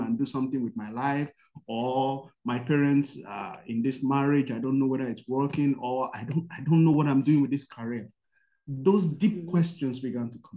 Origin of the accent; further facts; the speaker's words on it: Nigeria; I'm from Nigeria